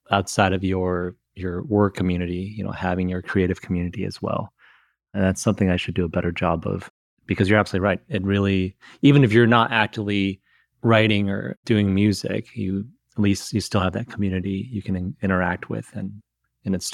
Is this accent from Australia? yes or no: no; Midwest, United States